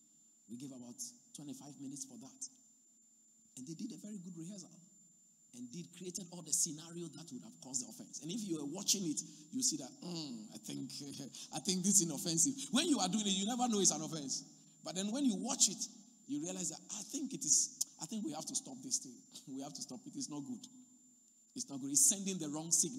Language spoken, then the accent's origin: English; Accra, Greater Accra, Ghana; moved away; I come from Accra.